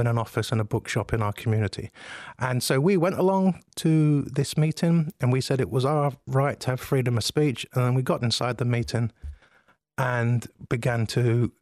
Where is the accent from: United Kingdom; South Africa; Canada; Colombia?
United Kingdom; London; I grew up in Southeast London, which some of your listeners will probably know, on a council estate.